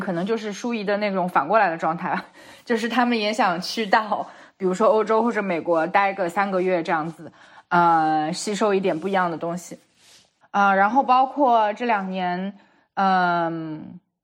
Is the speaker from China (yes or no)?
yes; China; moved away as an adult; now in New York, United States; 像我们是从小在国内长大的，然后只是出去留学而已